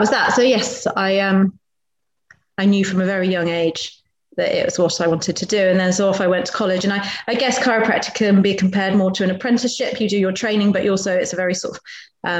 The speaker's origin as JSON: {"language": "English", "area": "Wiltshire", "region": "South West England", "country": "United Kingdom", "tie": "born or raised there", "also_born_or_lived": "Berkhamsted", "moved": "yes", "said": "I grew up in down in Wiltshire, so sort of out in the sticks."}